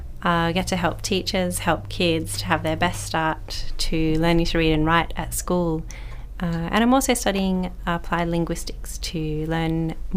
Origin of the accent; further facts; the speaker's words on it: Perth, Western Australia, Australia; moved away as an adult; now in Broome, Australia; I grew up in Perth and started teaching 16 years ago in a remote community in the Ngunnawal lands. A few years later, I moved to Broome Primary School